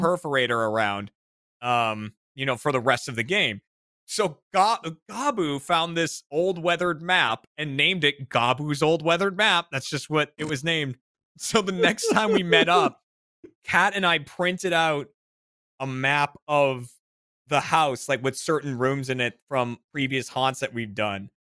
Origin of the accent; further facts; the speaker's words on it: Burlington, Massachusetts, United States; The mall in uh in my hometown in Burlington, Mass